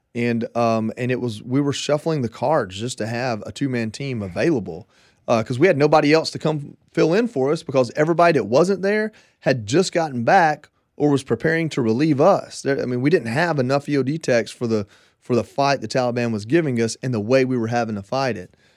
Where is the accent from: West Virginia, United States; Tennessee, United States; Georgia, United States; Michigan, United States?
Georgia, United States; moved away as an adult; also born or lived in Hawaii; I'm from Georgia